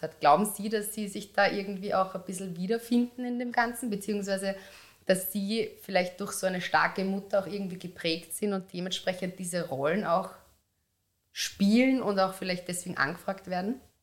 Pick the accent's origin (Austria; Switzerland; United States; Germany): Austria; Upper Austria; now in Vienna, Austria; Ich bin aus Oberösterreich